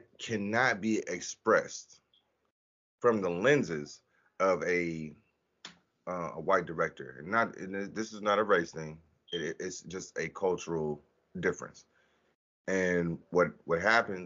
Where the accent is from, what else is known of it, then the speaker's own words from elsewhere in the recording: United States; as a black man growing up in America